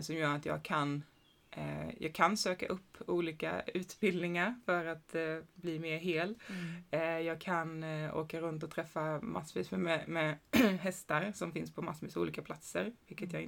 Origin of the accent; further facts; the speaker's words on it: Sweden; jag är också född i, i Sverige